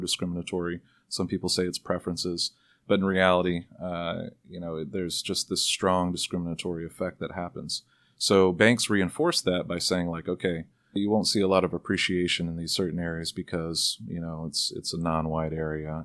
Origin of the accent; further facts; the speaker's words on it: the South, United States; now in Seattle, United States; I grew up in the South